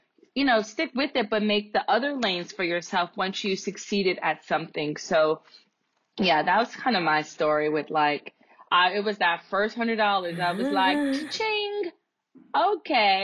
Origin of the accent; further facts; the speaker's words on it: New York City, New York, United States; I'm from the South Bronx